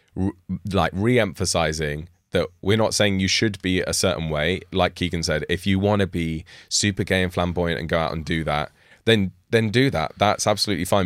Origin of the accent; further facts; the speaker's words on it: United Kingdom; I'm, I'm British.